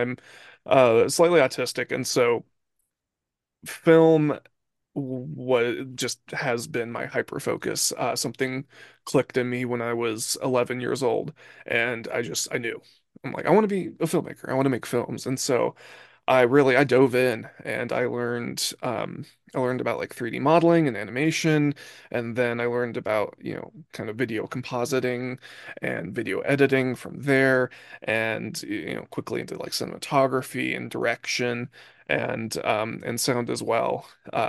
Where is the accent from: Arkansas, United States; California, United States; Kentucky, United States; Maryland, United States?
California, United States; Santa Barbara; Yep, born and raised.